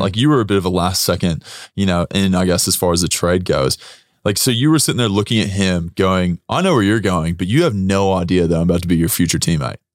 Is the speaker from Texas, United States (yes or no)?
yes; Texas, United States; moved away as an adult; now in Australia; my home country in the U S.